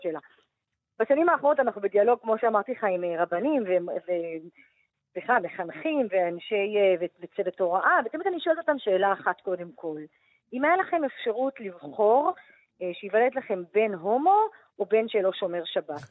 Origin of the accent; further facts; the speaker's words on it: Jerusalem, Jerusalem District, Israel; גדלתי במשפחה דתית, אורתודוקסית, אה, מרוקאית בירושלים